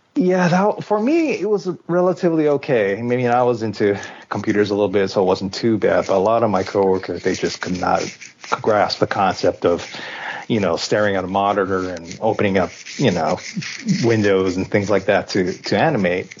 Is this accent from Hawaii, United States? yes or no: yes; Hawaii, United States; first language English; now in Japan; I grew up in Hawaii. My parents are Japanese, like straight from Japan, Japanese. So, and I was born in Hawaii